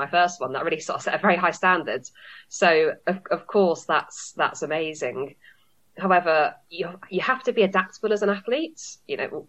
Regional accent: London, United Kingdom; moved away as an adult; also born or lived in Manchester; I am from London. I grew up in Southwest London originally, but then have trained in Manchester for most of my career. I'm now back in London

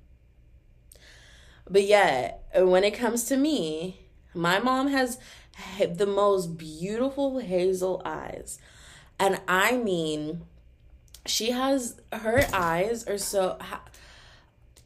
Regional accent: Texas, United States; I'm from Texas

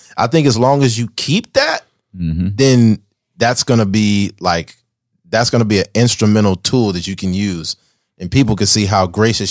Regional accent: Bakersfield, California, United States

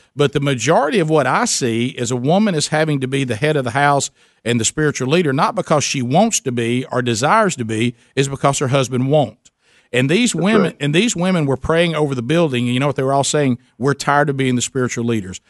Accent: the South, United States; I'm from the South Coast

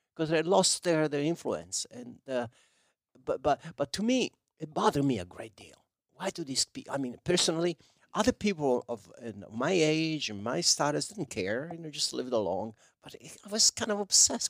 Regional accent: province of Salerno, Campania, Italy; English is a second language; moved away as an adult; now in United States; we didn't have pizza in my hometown.

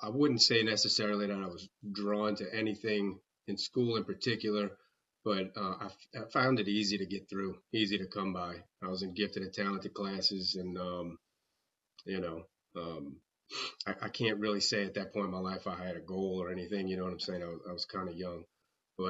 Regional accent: River Ridge, Louisiana, United States; I was born in River Ridge

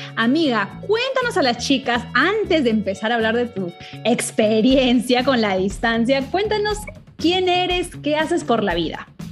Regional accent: Trujillo, La Libertad, Peru; las norteñas como yo, de Trujillo

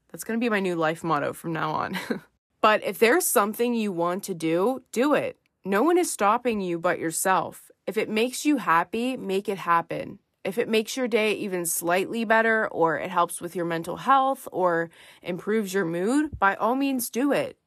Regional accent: Pennsylvania, United States; I'm from Pennsylvania

